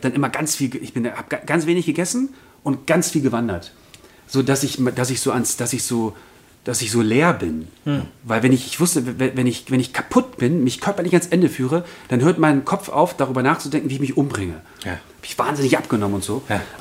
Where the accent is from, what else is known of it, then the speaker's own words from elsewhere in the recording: Berlin, Germany; Äh, ja, ich komme aus Berlin.